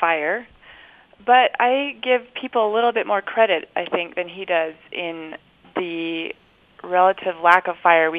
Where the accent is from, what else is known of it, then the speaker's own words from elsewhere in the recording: Olympia, Washington, United States; moved away as an adult; now in Logan, United States; I grew up in Western Washington, Southwest Washington, near Olympia